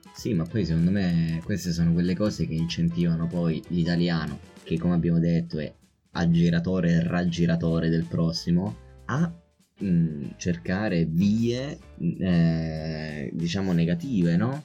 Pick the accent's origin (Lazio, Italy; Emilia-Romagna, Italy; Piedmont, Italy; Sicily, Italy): Lazio, Italy; Rome; io e te che siamo nati e cresciuti a Roma